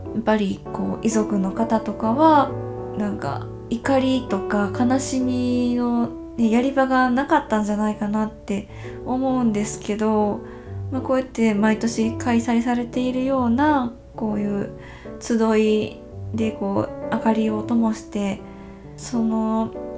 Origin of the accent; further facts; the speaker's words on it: Kansai, Japan; 関西で生まれ育ったので